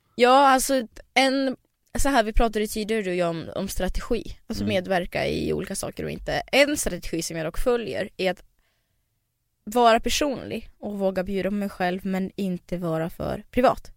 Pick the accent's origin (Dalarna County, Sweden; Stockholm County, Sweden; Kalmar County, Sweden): Dalarna County, Sweden; moved away; Sen åkte jag till Dalarna där jag växte upp